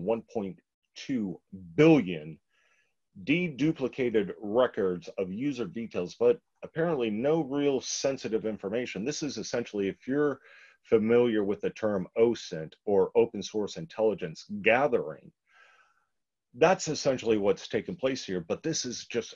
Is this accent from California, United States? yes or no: no; Texas, United States; my home state, College Station, which, you know, I'm a Longhorn fan